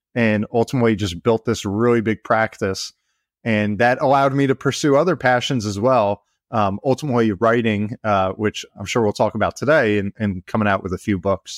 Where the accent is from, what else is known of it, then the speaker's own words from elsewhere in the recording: New Jersey, United States; I grew up in New Jersey, you know, here in the States, um, right along the shore, you know, been here all my life